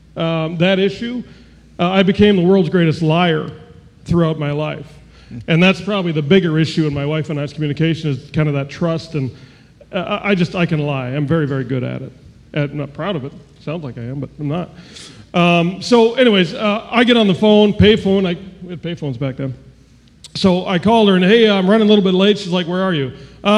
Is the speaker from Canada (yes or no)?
yes; Canada; moved away; I was born in Canada.